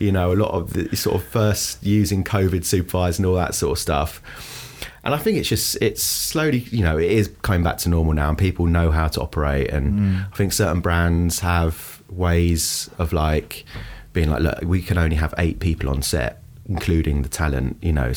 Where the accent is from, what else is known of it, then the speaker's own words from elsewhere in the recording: London, United Kingdom; from London, from Northwest London